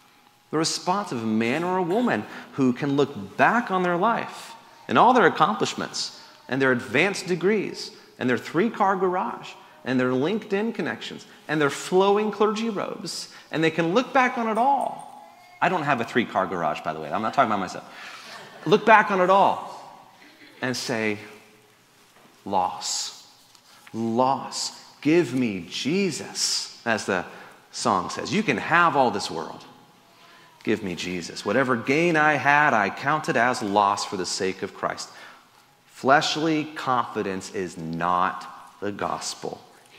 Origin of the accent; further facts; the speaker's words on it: Florida, United States; born there; I guess I was born in Florida, so I can't.